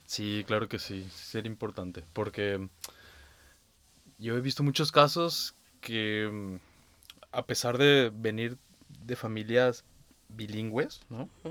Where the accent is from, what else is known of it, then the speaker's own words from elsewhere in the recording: Mexico; now in Berlin, Germany; mi única oportunidad como niño mexicano